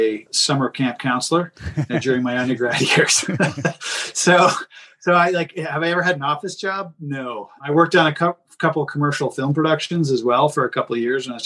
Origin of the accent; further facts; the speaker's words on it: Canada; I'm Canadian